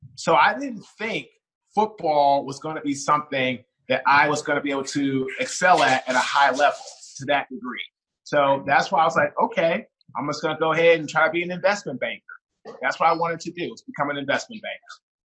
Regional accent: Washington, District of Columbia, United States; also born or lived in Baltimore; now in Raleigh, United States; I'm originally from Washington D.C. I currently live right now in Raleigh, North Carolina

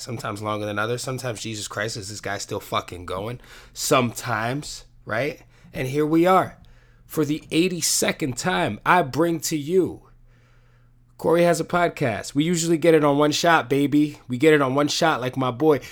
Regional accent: New York City, New York, United States; we're both from the Bronx.

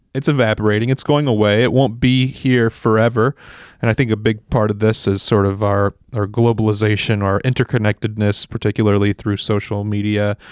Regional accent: Central Valley, California, United States; this Central Valley, I grew up here. It's my home and I, I understand it

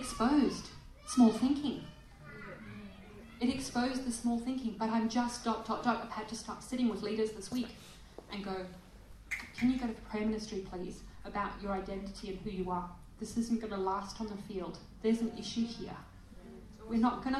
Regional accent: Selebi-Phikwe, Botswana; now in Perth, Australia; I was a little girl in Africa in Salipi Pikwi

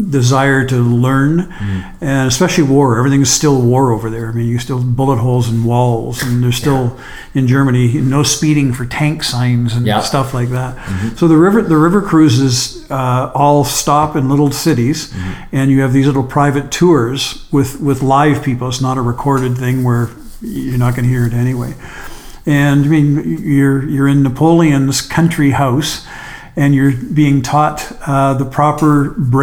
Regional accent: Canada; I'm from Canada

